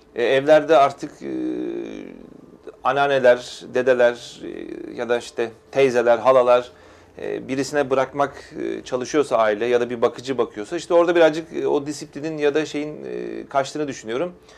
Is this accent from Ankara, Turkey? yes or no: no; Istanbul, Turkey; bin dokuz yüz yetmiş üç İstanbul doğumluyum